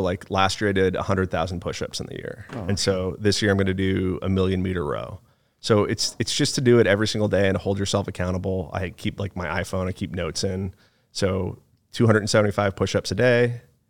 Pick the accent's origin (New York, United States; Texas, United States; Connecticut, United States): Connecticut, United States; Monroe; also born or lived in Chicago / Phoenix; but I was born in Chicago, moved to Phoenix, Arizona from the time I was 2 to the time I was 10. And then I lived in a town called Monroe, Connecticut from the time I was 10 to 18.